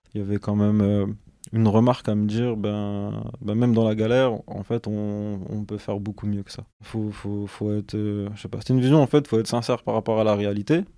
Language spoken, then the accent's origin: French; Douai, Hauts-de-France, France; also born or lived in Lens / Valenciennes / Lille metropolitan area; je suis originaire euh, de Lens. J'ai grandi à Douai